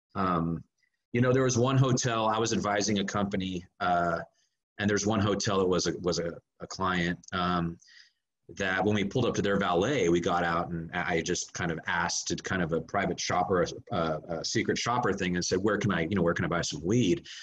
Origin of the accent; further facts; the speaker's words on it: Northern California, United States; moved away as an adult; I was born and raised in Northern California